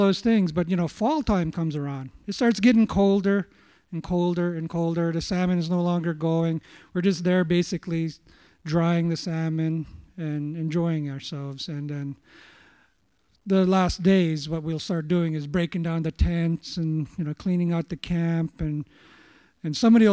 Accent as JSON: {"language": "English", "town": "Allakaket", "region": "Alaska", "country": "United States", "tie": "born or raised there", "said": "I grew up in Alakakit"}